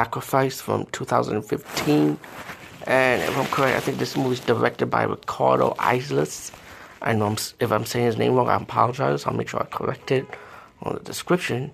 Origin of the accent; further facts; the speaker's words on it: India; being Indian